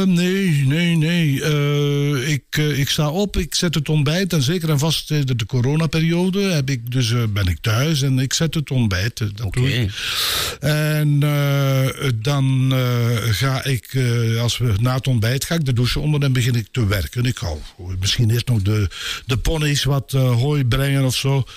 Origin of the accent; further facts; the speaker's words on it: Brakel, Flanders, Belgium; also born or lived in Vollezele / Ninove; Mijn vader was van Vollezelen, mijn moeder was van Brakel